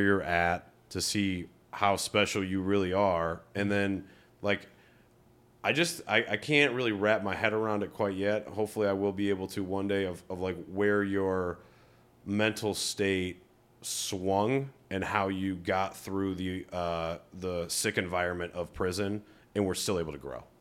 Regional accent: Rocky River, Ohio, United States; moved away; I come from Rocky River, Ohio. In twenty eleven or twelve, it was like the third least diverse city. That was when I graduated high school

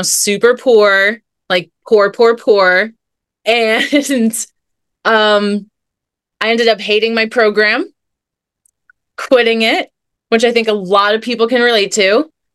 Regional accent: New Jersey, United States; moved away as an adult; also born or lived in California; my journey began in New Jersey. That's where I'm from.

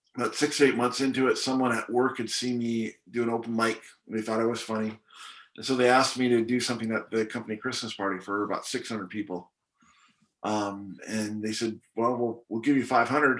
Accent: Canada; also born or lived in Hong Kong; now in United States; born and raised in Hong Kong, grew up in Canada, and now I live in the States

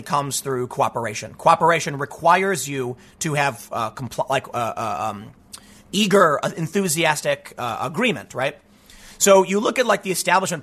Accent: United States; growing up on the South Side

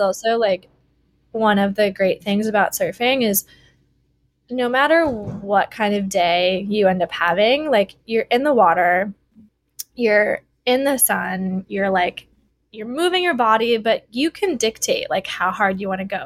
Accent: Wisconsin, United States; moved away as an adult; now in Honolulu, United States; growing up in Wisconsin, I, you know, I didn't move to Hawaii until after college

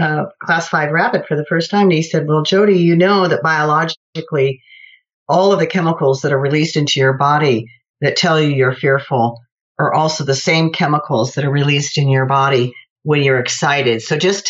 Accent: Los Angeles, California, United States; I grew up near Van Nuys, California

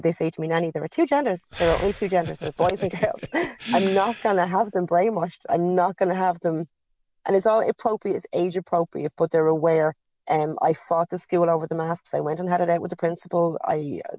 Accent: Ireland; We grew up in Catholic Ireland

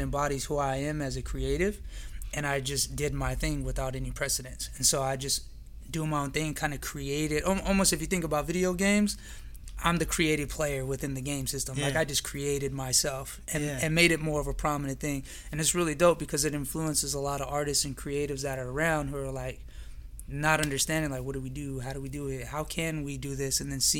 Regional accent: California, United States; I'm originally from California.

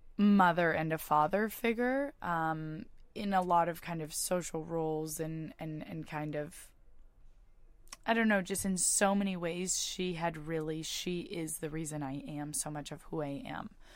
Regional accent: Bay Area, California, United States; I'm from the Bay Area. I went to high school in the Bay Area

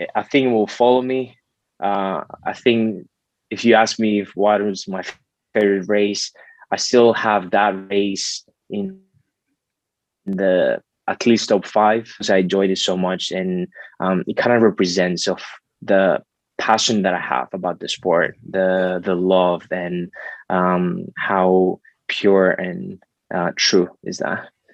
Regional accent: Greece; growing up in Greece, I grew up with in a great family

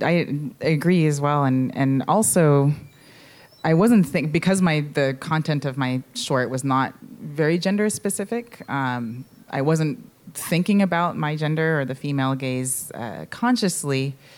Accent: San Francisco, California, United States; growing up in San Francisco and, and in the Mission for a little bit

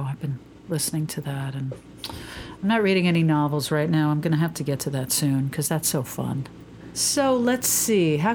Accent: New York, United States; But I'm a New Yorker

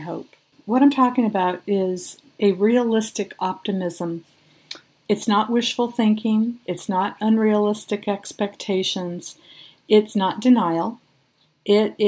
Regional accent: Sierra Nevada, California, United States; I was born and raised up in the Sierra Nevadas

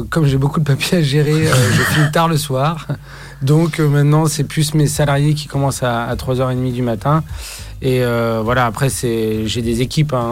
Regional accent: Brittany, France; chez nous, en Bretagne

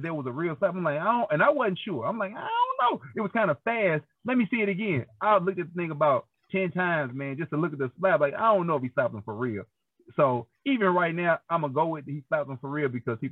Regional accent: St. Louis, Missouri, United States; I grew up on Goodfellow and Lily and in North County

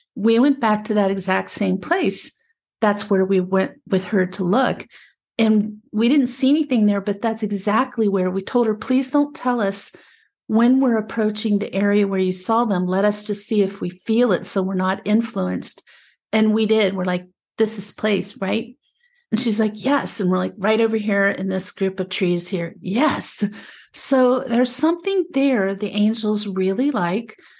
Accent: Appalachia, United States; also born or lived in Prescott, Arizona; now in Arizona, United States; I was raised in the Appalachian area in, back east.

